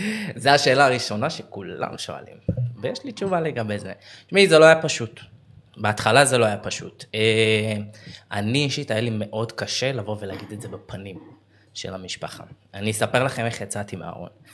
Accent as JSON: {"language": "Hebrew", "town": "Beersheba", "region": "Southern District", "country": "Israel", "also_born_or_lived": "Tel Aviv", "moved": "as an adult", "said": "אני בן 29, אני מבאר שבע"}